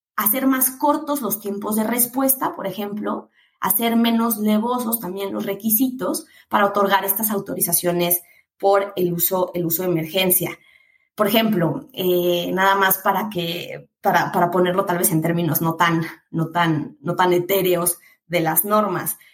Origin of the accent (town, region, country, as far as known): Mexico